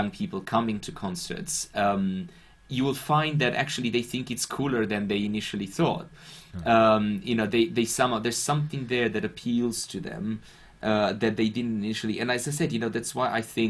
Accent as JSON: {"language": "English", "region": "Bucharest", "country": "Romania", "tie": "born or raised there", "second_language": "English", "moved": "yes", "lives_now": "London, United Kingdom", "said": "as I was growing up in Bucharest"}